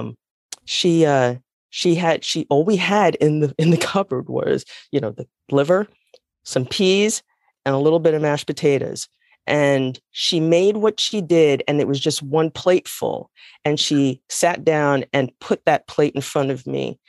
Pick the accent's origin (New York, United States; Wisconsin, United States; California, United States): New York, United States; New York City; also born or lived in New Jersey; now in North Carolina, United States; originally I'm from the Bronx, New York. the Bronx, as we like to call it. And I was raised by a single mom